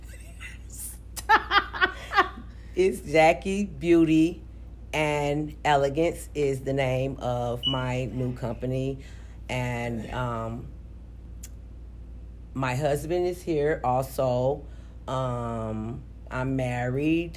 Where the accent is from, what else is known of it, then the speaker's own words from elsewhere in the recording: East St. Louis, Illinois, United States; now in Minneapolis, United States; I was born in St. Louis, Missouri, but I was raised in East St. Louis, Missouri. I now reside in Minneapolis, Minnesota